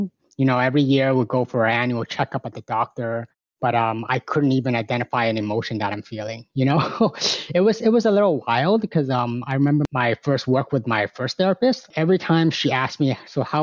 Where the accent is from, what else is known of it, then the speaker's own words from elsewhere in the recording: Markham, Ontario, Canada; also born or lived in Hong Kong; Born in Hong Kong, came here when I was 6 years old, been running around in Markham, a small town within the province of Ontario, close enough to Toronto. And grew up with a whole lot of other immigrants